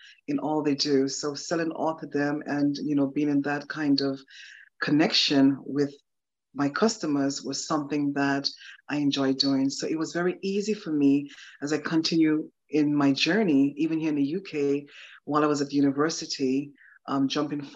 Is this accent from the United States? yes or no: no; Anguilla; I was raised and born in a beautiful, tiny island in the Caribbean. It's a British colony.